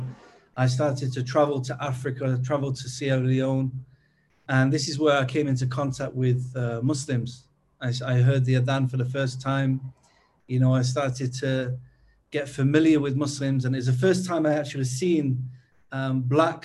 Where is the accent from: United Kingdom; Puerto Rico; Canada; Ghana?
United Kingdom; Manchester, North West England; moved away as an adult; also born or lived in Uganda / Kuwait; now in Turkey; I'm from the UK. I'm from Manchester.